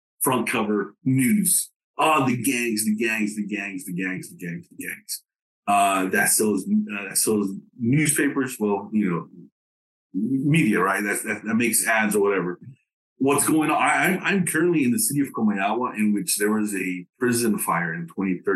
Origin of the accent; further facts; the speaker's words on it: Dallas, Texas, United States; first language English; moved away as an adult; also born or lived in Tegucigalpa, Honduras; now in Honduras; I was born in Tegucigalpa a long time ago. I'm 42 years of age. And I grew up in Dallas. I grew up in Dallas, Texas